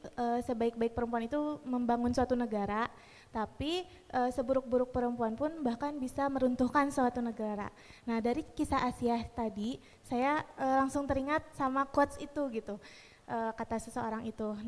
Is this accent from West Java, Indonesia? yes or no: yes; Bandung, West Java, Indonesia; dari Bandung e, mau bertanya.